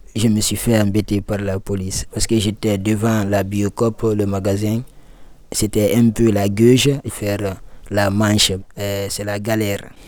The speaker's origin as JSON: {"language": "French", "country": "Guinea", "also_born_or_lived": "Libya", "moved": "as an adult", "lives_now": "Lyon, France", "said": "je viens de la Guinée-Conakry. Donc en un seul mot je suis guinéen"}